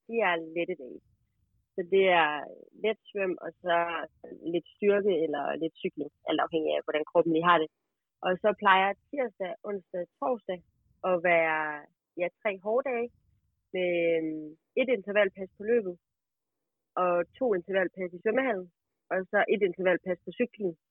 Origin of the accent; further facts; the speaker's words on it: Aalborg, North Denmark Region, Denmark; der, hvor jeg kommer fra, der går man jo i gaden og i Aalborg.